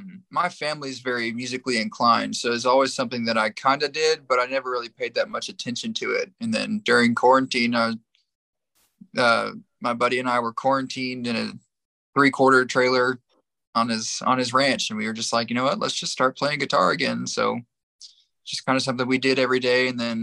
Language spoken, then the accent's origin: English; Missouri, United States; moved away as an adult; also born or lived in Tulsa, Oklahoma; now in Texas, United States; I was originally from Missouri. I moved to Texas in 2019 for football